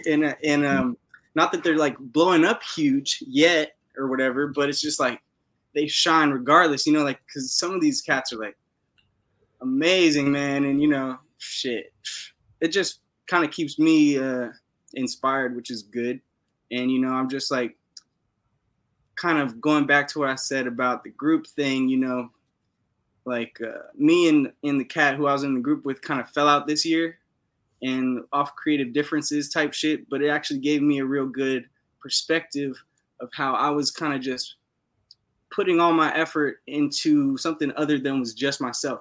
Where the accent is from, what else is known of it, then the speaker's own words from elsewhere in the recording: Los Angeles, California, United States; moved away as an adult; now in Oregon, United States; I'm from West LA, Venice Beach, California, Los Angeles. Uh, born and raised